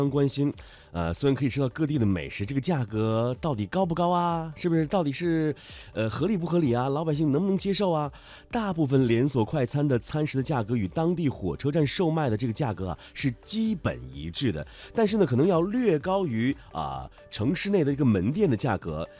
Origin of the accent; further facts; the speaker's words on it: Lanzhou, Gansu, China; 当然还有我的家乡兰州西站